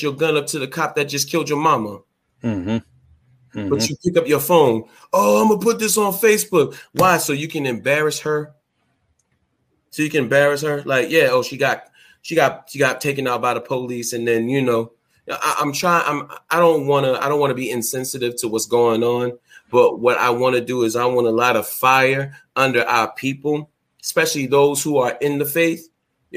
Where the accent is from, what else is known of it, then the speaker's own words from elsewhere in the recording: Boston, Massachusetts, United States; also born or lived in New Bedford, Massachusetts; I'm from Boston, Massachusetts, but I used to live out there